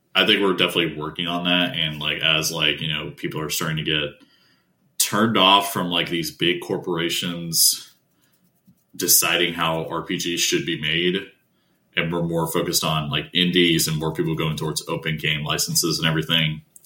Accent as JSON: {"language": "English", "region": "Appalachia", "country": "United States", "tie": "born or raised there", "said": "I grew up in Appalachian region originally, like near that region"}